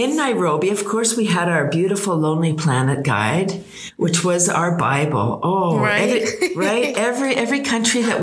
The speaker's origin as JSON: {"language": "English", "town": "Toronto", "region": "Ontario", "country": "Canada", "said": "we're from Toronto. We were from Toronto"}